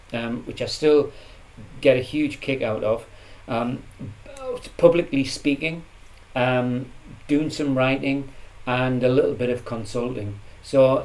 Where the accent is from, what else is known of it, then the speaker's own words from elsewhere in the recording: Jarrow, North East England, United Kingdom; moved away; also born or lived in Manchester; I grew up in Jarrow in a very depressed part of the Northeast.